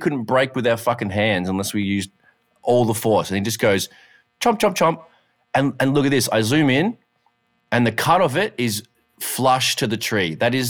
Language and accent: English; Canada; I'm so Canadian.